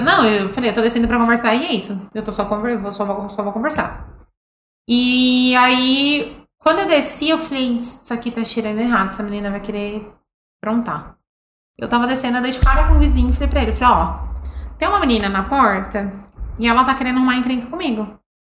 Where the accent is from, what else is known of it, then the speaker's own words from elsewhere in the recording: São Paulo, Brazil; moved away; Eu sou de São Paulo